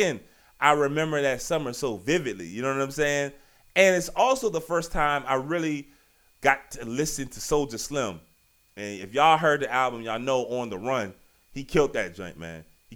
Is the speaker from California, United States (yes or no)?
no; Virginia, United States; Y'all know I'm from Virginia.